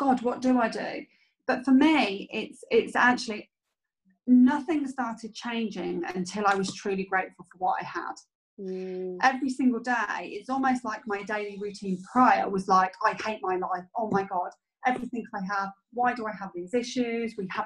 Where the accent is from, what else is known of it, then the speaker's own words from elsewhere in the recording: United Kingdom; being British